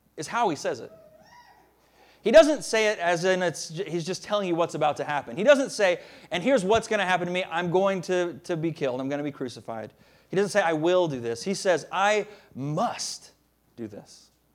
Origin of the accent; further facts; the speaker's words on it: the South, United States; moved away; I'm a Southerner. I, I try to hide it a lot of the times, but it's true. I am. I'm from the South